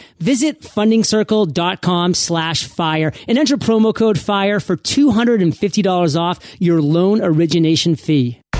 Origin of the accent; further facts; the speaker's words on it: Maine, United States; moved away as an adult; also born or lived in New York City; now in San Diego County, United States; I'm from the Northeast as well, Maine.